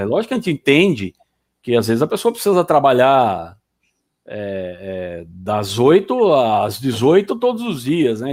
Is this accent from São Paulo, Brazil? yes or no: yes; Campinas, São Paulo, Brazil; also born or lived in Paraná; now in Sorocaba, Brazil; eu sou paranaense, mas fui criado em Campinas e hoje moro em Sorocaba